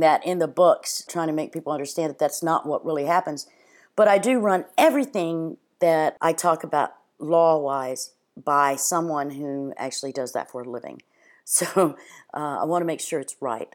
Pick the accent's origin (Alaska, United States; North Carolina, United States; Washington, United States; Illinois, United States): North Carolina, United States; Cape Hatteras; I'm from Cape Hatteras, North Carolina